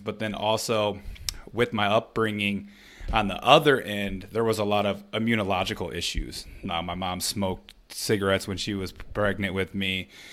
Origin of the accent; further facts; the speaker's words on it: Flint, Michigan, United States; growing up in Flint, Michigan